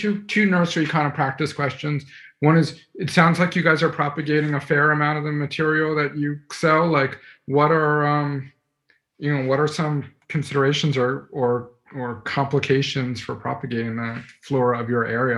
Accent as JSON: {"language": "English", "town": "New York City", "region": "New York", "country": "United States", "tie": "born or raised there", "moved": "yes", "lives_now": "New Jersey, United States", "said": "I grew up in New York City, like super urban"}